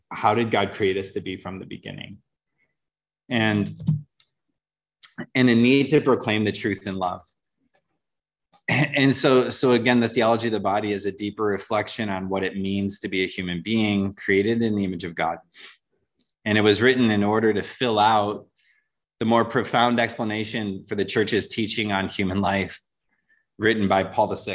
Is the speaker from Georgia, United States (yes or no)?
no; just outside of Detroit, Michigan, United States; moved away; grew up in Michigan, just outside of Detroit